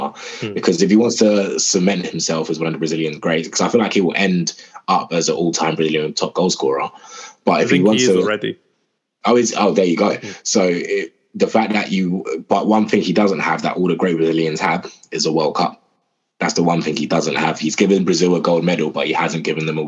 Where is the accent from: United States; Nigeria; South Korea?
Nigeria; that was really annoying for me as a Nigerian